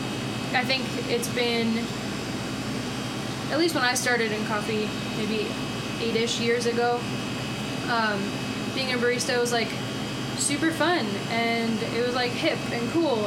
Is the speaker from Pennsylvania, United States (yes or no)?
yes; outside of Philadelphia, Pennsylvania, United States; moved away as an adult; also born or lived in Boston; now in Denver, United States; grew up outside of Philly, went to school in Boston, moved out here